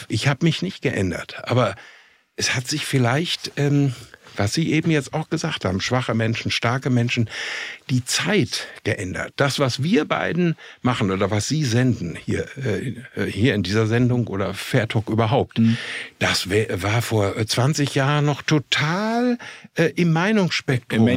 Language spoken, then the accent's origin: German; Minden, North Rhine-Westphalia, Germany; ich komme aus Minden in Westfalen.